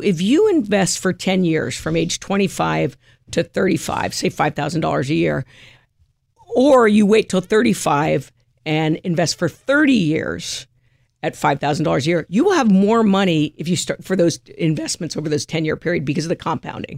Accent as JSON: {"language": "English", "region": "California", "country": "United States", "tie": "born or raised there", "also_born_or_lived": "Montclair, New Jersey / Jersey City, New Jersey"}